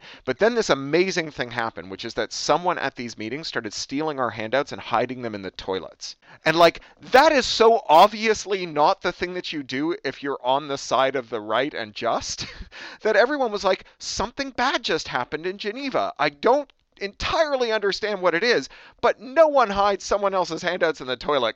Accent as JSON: {"language": "English", "country": "Canada", "also_born_or_lived": "United Kingdom", "moved": "yes", "lives_now": "United States", "said": "I'm from Canada. I lived in the UK for 13 years. Now I live here in the US"}